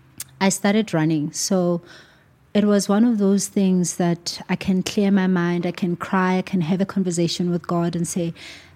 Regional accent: Johannesburg, Gauteng, South Africa; I was born and raised in Alex, but I moved quite a lot when I was young.

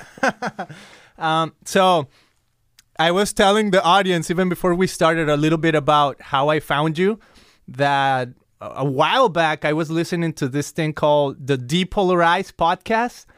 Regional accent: Guadalajara, Jalisco, Mexico; now in Costa Mesa, United States; I came from Guadalajara, Mexico

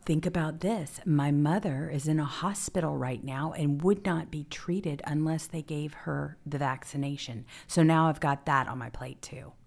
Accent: Mississippi, United States; moved away; I'm from Mississippi originally, too

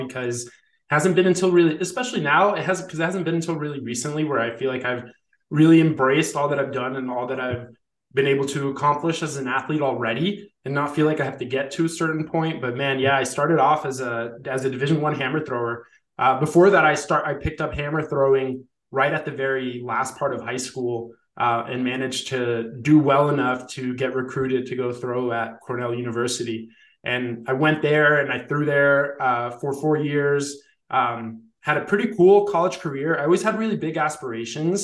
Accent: Colombia; moved away; also born or lived in Ithaca, New York; go back home to my home country in Colombia

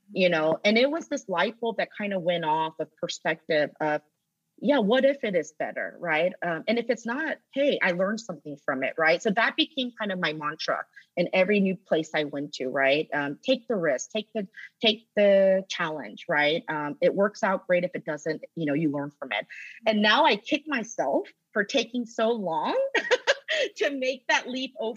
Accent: Roswell, Georgia, United States; I grew up in Atlanta. I grew up in Roswell. I did all of my schooling from elementary to college here in Georgia

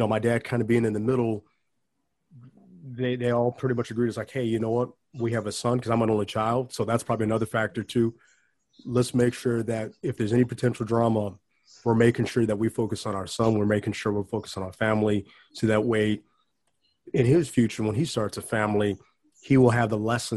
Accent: Bellwood, Illinois, United States; born or raised there; also born or lived in Schaumburg

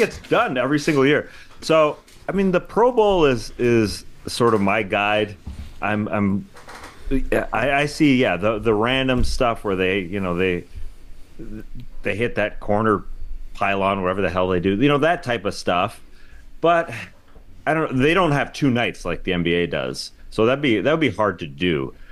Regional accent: Canada; I'm a Canadian.

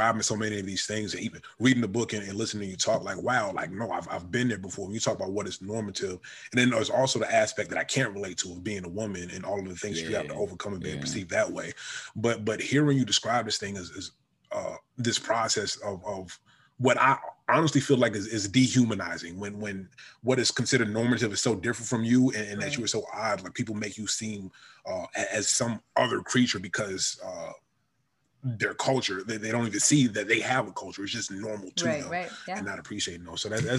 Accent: New York, United States; And I wore the t-shirt because it was something that my sisters got me because we're from New York.

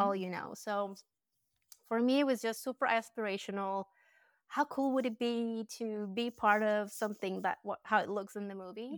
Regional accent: Colombia; English is a second language; moved away as an adult; now in United States; I was born and raised in Colombia. I was I lived there until I was twenty-five.

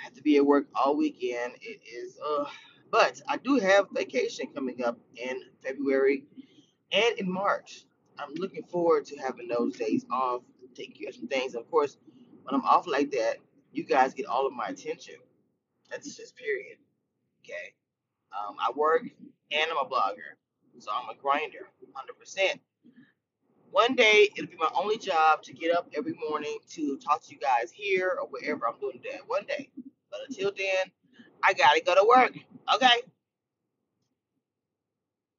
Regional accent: Louisiana, United States; I'm from Louisiana

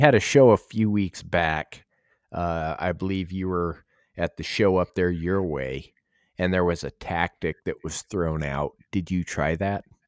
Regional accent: Arizona, United States; moved away; I grew up trout fishing in Arizona

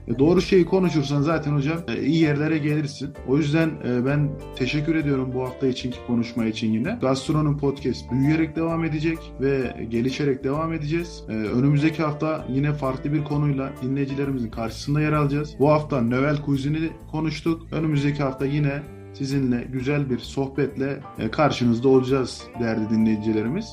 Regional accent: Niğde, Turkey; bizim Niğde mutfağında

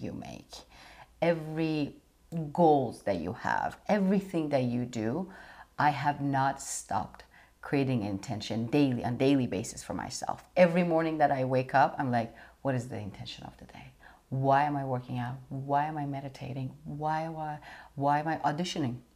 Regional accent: Iran; moved away; growing up in Iran

